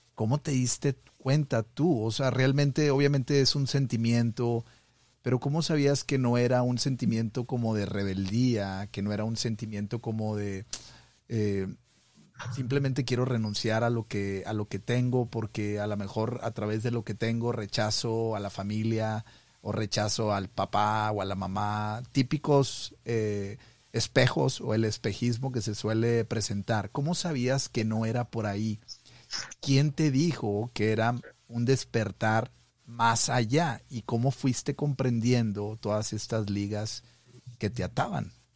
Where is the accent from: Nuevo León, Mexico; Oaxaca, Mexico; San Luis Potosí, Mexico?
Nuevo León, Mexico; Monterrey; now in Montana, United States; soy de Monterrey, pero estoy acá en el Monte de los Olivos, acá en el norte